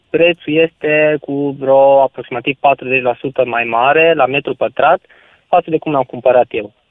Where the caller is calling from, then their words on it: Bucharest, Romania; sunt din București.